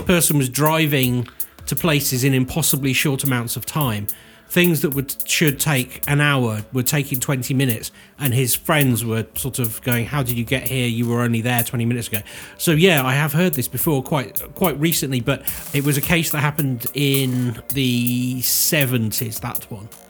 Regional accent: Cirencester, South West England, United Kingdom; somebody who grew up in Cirencester

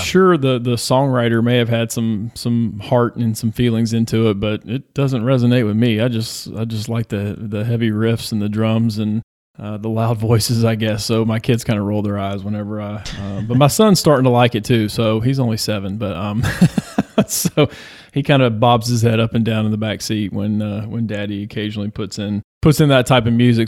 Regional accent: Georgia, United States; I'm from Georgia

